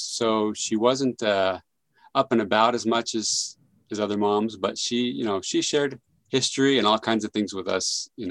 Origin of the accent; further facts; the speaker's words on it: San Jose, California, United States; I was raised in the Bay Area, raised in San Jose, California. Loved Silicon Valley, very multicultural.